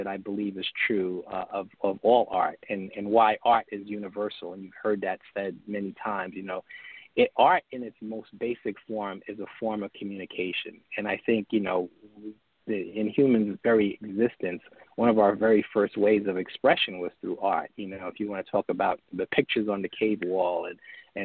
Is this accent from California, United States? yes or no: no; New York City, New York, United States; I grew up in New York City